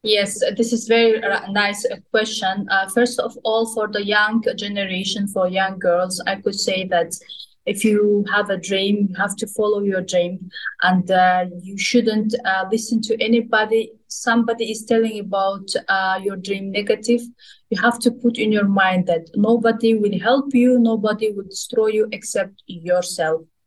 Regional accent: Kazakhstan; moved away as an adult; now in Dubai, United Arab Emirates; my hometown, my home country

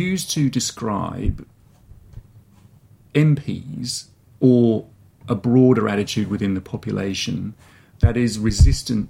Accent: England, United Kingdom; moved away as an adult; also born or lived in Scotland / France; now in Australia; I grew up in England, did my part of my education in Scotland and France, and then came to Australia for a PhD

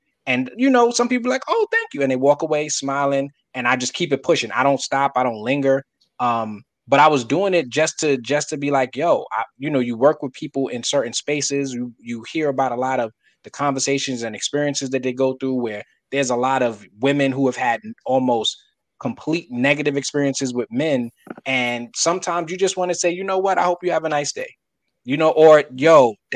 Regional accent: New York City, New York, United States; I'm from Brooklyn. We have a certain type of face that most people be like, oh, you from Brooklyn. You know what I mean? Like, I have that. I was born with it, raised with it.

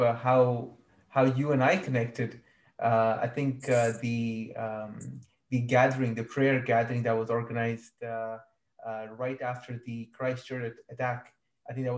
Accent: Saudi Arabia; moved away as an adult; also born or lived in Kashmir (family) / Malaysia; I was born in Saudi Arabia. My family is from Kashmir

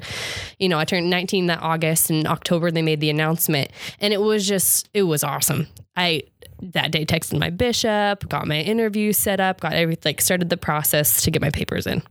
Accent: Gilbert, Arizona, United States; I was from Gilbert

